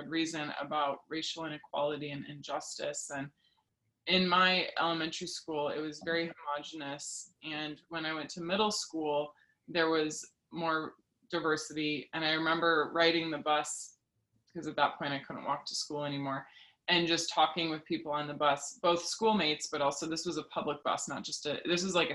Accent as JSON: {"language": "English", "town": "Lincoln", "region": "Nebraska", "country": "United States", "tie": "born or raised there", "said": "I grew up in Lincoln, Nebraska, and we didn't lock our door pretty much ever"}